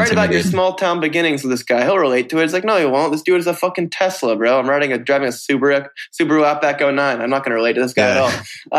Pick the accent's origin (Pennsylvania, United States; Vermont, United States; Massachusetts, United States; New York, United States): Vermont, United States; I think being here in Vermont, where I'm here right now, what's great for me is